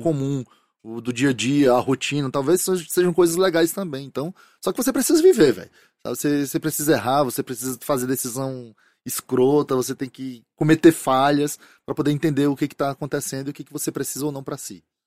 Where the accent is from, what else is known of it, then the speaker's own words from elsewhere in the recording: Fortaleza, Ceará, Brazil; sou de Fortaleza